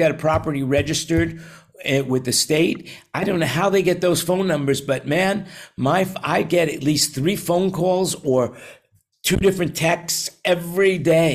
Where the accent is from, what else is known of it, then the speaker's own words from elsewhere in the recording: New York, United States; growing up in New York